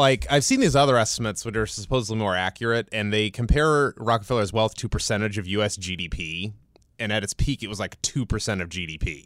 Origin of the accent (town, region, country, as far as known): Cleveland, Ohio, United States; born or raised there